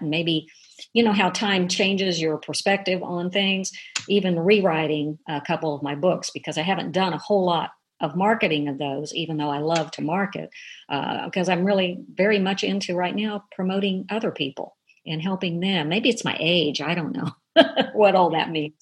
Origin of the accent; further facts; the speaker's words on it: Dayton, Ohio, United States; also born or lived in Frenchburg, Kentucky; I was raised in Ohio, actually, but a lot of little Kentuckys were up there